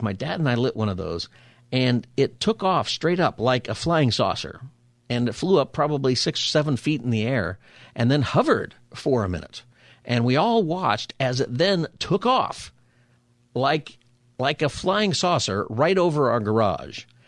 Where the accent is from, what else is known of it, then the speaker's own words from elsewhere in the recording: Palmdale, California, United States; also born or lived in San Diego County; I grew up, you know, in Palmdale, and we used to have fireworks all the time.